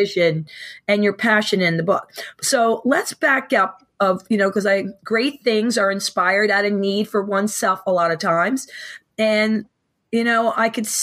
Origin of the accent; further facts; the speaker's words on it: Philadelphia, Pennsylvania, United States; I'm from the Philadelphia area and we live in the suburbs.